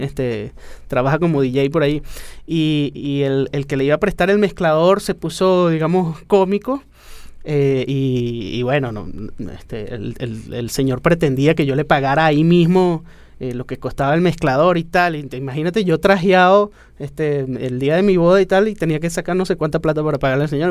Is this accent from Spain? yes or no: no; Venezuela; lo que somos nosotros como, venezolanos